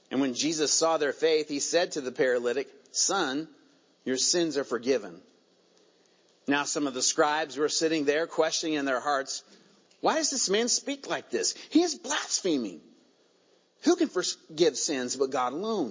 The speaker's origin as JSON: {"language": "English", "region": "Virginia", "country": "United States", "tie": "born or raised there", "accent": "southern", "moved": "yes", "said": "That was a southern y'all that just came out of me. Where'd that come from? I was born in Virginia, so, you know, it's coming honest."}